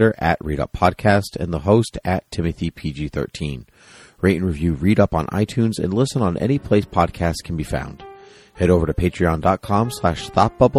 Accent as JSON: {"language": "English", "country": "United States", "said": "I'm an American monarchist"}